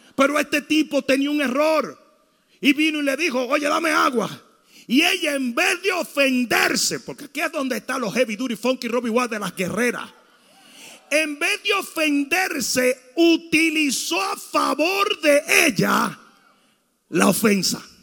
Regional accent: Santo Domingo, Dominican Republic; moved away; Santo Domingo se me enseñó que si un tipo se te acercaba a una careta le partiera la cara

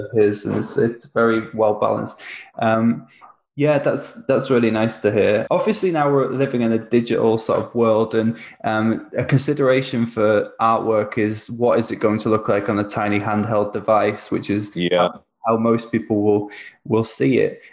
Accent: near Wrexham, Wales, United Kingdom; now in Manchester, United Kingdom; I'm in Manchester. I'm actually from Wales originally

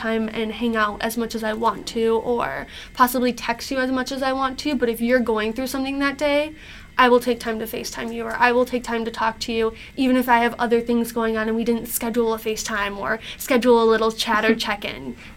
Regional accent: Macomb, Michigan, United States; I'm from Macomb

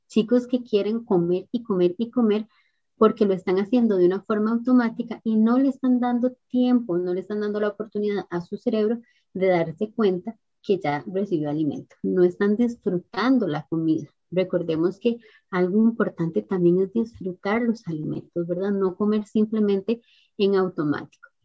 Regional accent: Costa Rica; acá en mi país, en Costa Rica

